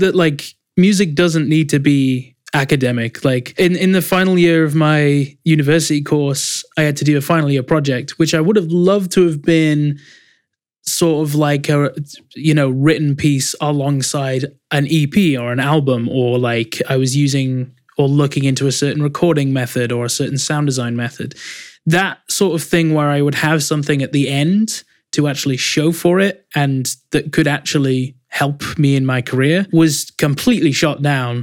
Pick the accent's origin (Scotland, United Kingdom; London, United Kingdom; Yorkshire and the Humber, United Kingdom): Yorkshire and the Humber, United Kingdom; Leeds; there's one in Leeds, my hometown, called Leeds College of Music